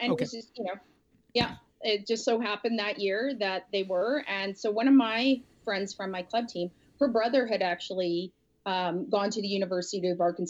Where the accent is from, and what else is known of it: Winnipeg, Manitoba, Canada; born or raised there